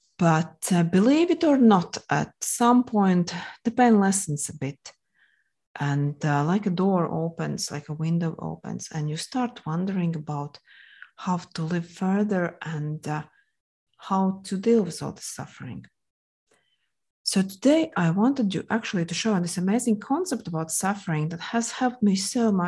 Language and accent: English; Latvia; English is a second language; moved away as an adult; now in Moscow, Russia; originally, I'm from Latvia, hence the accent you might have noticed. I'm not the native English speaker